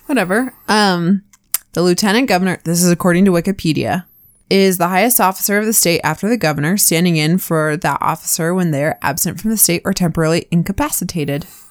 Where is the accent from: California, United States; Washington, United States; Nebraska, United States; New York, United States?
Washington, United States; now in Utah, United States; where I grew up in Washington.